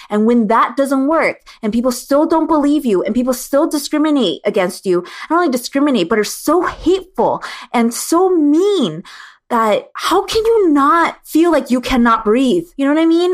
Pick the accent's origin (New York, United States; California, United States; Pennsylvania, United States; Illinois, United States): California, United States; growing up in Six Two Six